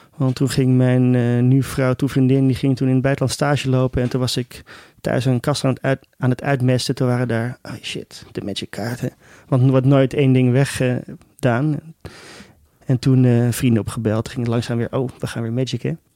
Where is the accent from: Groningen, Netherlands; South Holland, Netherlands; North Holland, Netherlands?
North Holland, Netherlands; Amsterdam; op de middelbare school in, eh, in, in Amsterdam